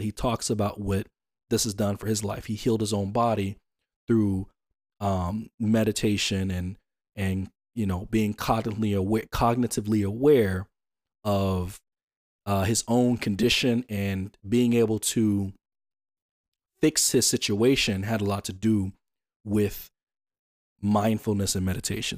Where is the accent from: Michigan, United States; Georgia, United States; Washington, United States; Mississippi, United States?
Georgia, United States; Atlanta; I'm from Atlanta